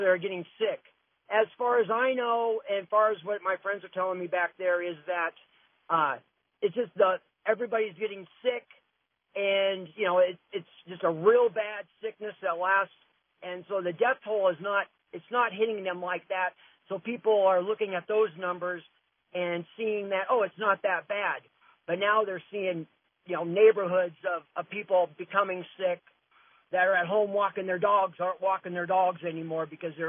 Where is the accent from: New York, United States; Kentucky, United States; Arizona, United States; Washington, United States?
Washington, United States; Seattle; moved away; also born or lived in Renton, Washington; I'm from the Seattle area, and I've got a lot of friends back there. Lived there quite some time